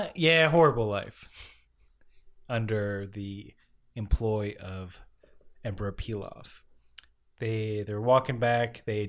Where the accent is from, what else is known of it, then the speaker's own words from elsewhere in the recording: the South, United States; That's the, I can't do, even though I'm from the South.